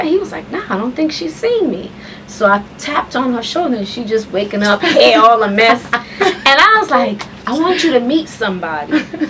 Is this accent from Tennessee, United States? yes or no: no; New York City, New York, United States; moved away as an adult; now in Charlotte, United States; I'm from Southside Jamaica, Queens.